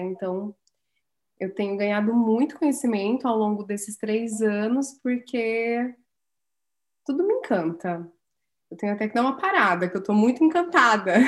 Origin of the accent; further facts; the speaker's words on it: Santa Cecília do Pavão, Paraná, Brazil; eu nasci em Santa Cecília do Pavão, pedacinho ali do norte do Paraná